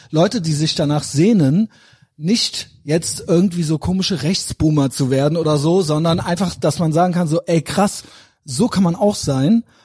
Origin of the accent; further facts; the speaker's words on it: Cologne, North Rhine-Westphalia, Germany; bin der Kölsche Andrew Tate.